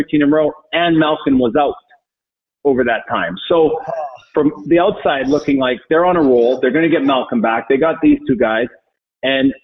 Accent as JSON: {"language": "English", "town": "St. Albert", "region": "Alberta", "country": "Canada", "tie": "born or raised there", "also_born_or_lived": "Calgary / Denver", "moved": "as an adult", "lives_now": "Boston, United States", "said": "I grew up in Edmonton, St. Albert, which is a suburb just outside Edmonton"}